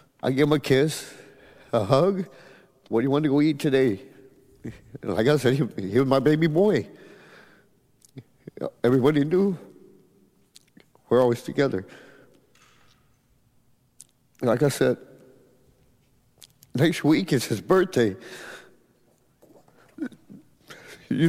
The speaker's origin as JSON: {"language": "English", "town": "Edinburg", "region": "Texas", "country": "United States", "said": "I'm from Edinburgh, Texas."}